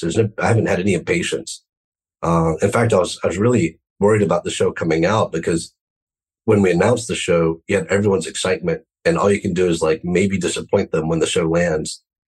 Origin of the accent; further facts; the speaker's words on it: United States; growing up in the United States